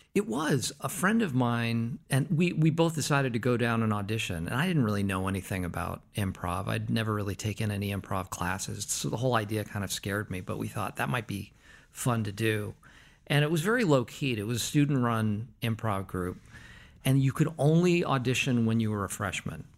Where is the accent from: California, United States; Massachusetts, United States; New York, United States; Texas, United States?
Massachusetts, United States; Concord; I was born in Concord, Massachusetts.